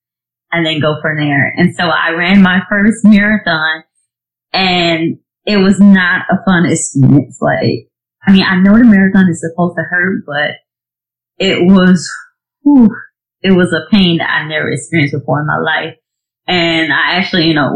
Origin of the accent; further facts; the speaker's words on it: Georgia, United States; moved away as an adult; now in South Carolina, United States; I'm originally from Georgia, but now I live in South Carolina